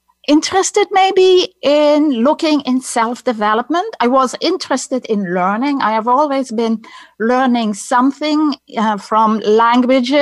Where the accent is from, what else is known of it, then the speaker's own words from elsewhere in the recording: Netherlands; accent: Dutch; English is a second language; moved away as an adult; now in United States; my accent is Dutch. I'm coming from the Netherlands. That's where I grew up.